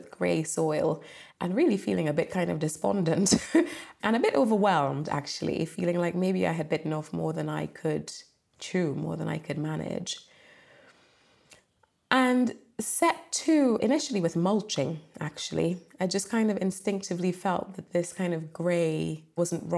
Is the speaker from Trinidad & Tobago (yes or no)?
yes; Trinidad & Tobago; now in England; I grew up in Trinidad and Tobago in the Caribbean